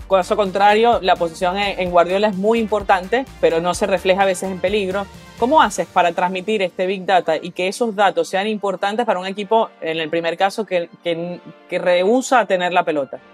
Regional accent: Venezuela; yo que soy venezolana

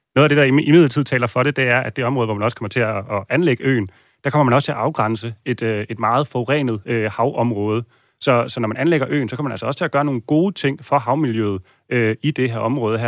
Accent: Copenhagen, Capital Region of Denmark, Denmark; vi som københavnere

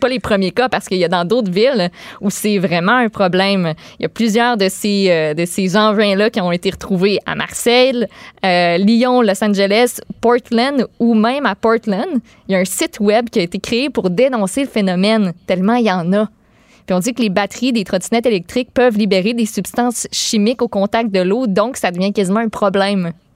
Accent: Boischatel, Quebec, Canada; moved away as an adult; now in Montreal, Canada; une fille de Québec. Je viens de Québec, mais ben, plus particulièrement Bois-Châtel

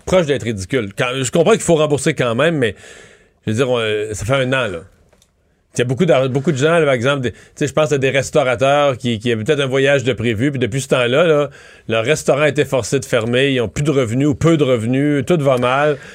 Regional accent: Montreal, Quebec, Canada; on est Montréalais

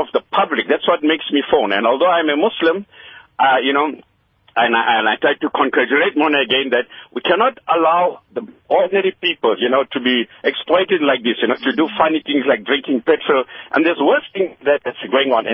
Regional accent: South Africa; I'm speaking as a South African. I'm of Asian origin, but born here, my father born here

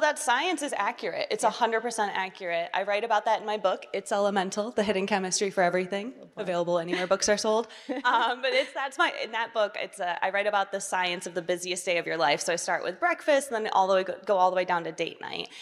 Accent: Portage, Michigan, United States; I'm a small town girl from Michigan. I'm from Portage, Michigan, which is a suburb of the big city Kalamazoo

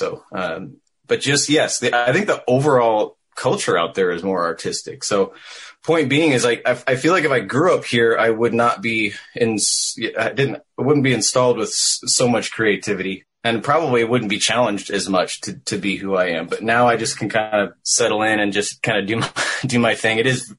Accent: Vashon, Washington, United States; moved away as an adult; also born or lived in Orange County, California; now in East Coast, United States; I was born in... I say Seattle, Washington, but I was born and raised on a small island called Vashon Island right outside of Seattle.

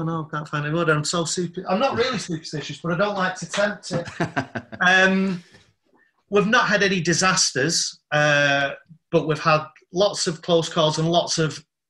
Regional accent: London, United Kingdom; Yeah, Southeast London.

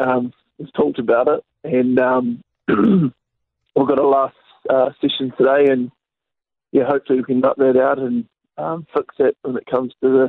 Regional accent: South Island, New Zealand; I'm from the South Island

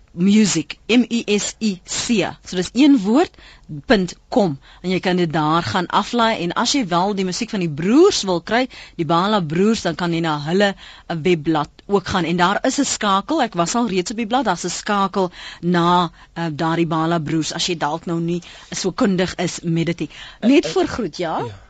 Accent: South Africa; ons is Afrikaners

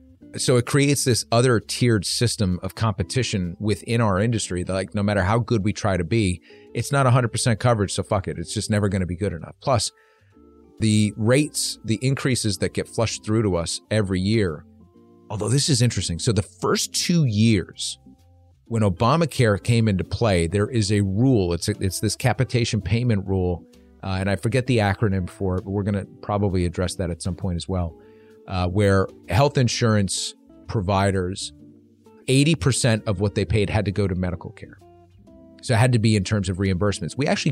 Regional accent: Ireland; I'm Irish and I hated that.

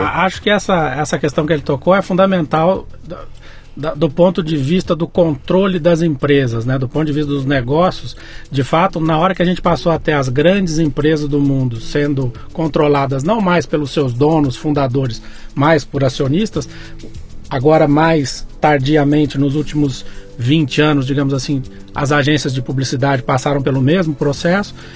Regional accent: Muzambinho, Minas Gerais, Brazil; moved away; eu sou caipira nascido em Muzambinho, Minas Gerais.

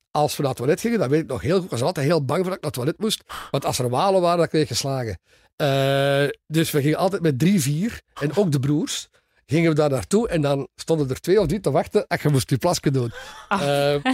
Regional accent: Soest, North Rhine-Westphalia, Germany; born there; also born or lived in Aachen / Cologne / Leopoldsburg / Lier; Ik ben geboren in Duitsland

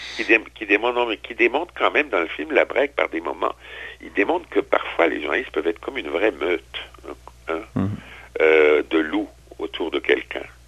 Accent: Strasbourg, Grand Est, France; moved away; à Strasbourg, qui est ma, ma ville d'origine, ma ville natale

